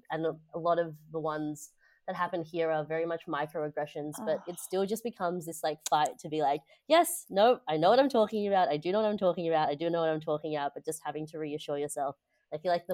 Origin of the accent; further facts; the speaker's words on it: Indonesia; moved away; growing up in Indonesia